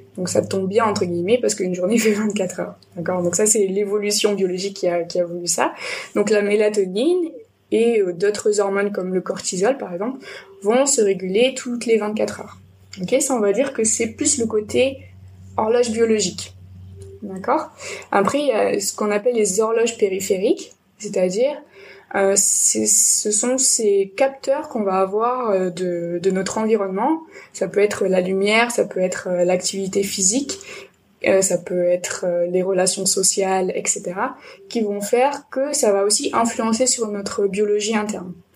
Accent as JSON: {"language": "French", "town": "Nîmes", "region": "Occitania", "country": "France", "moved": "yes", "lives_now": "Bordeaux, France", "said": "Je suis originaire de Nîmes et j'ai un peu voyagé de partout dans le monde et en France. Et finalement, je suis arrivée à Bordeaux"}